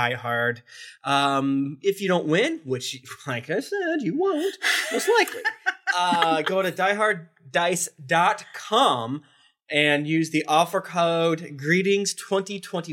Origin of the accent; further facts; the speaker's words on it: Florida, United States; I'm from Florida